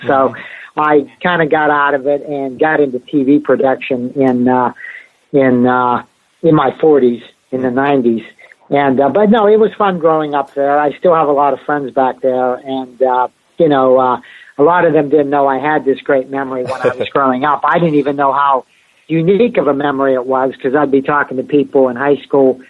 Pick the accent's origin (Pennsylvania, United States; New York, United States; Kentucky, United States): Pennsylvania, United States; Beaver Falls; now in California, United States; I grew up outside of Pittsburgh, as you said, in a small town called Beaver Falls.